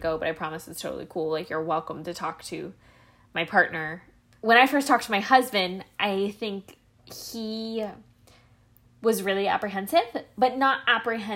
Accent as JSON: {"language": "English", "region": "Midwest", "country": "United States", "tie": "born or raised there", "said": "we grew up in the Midwest"}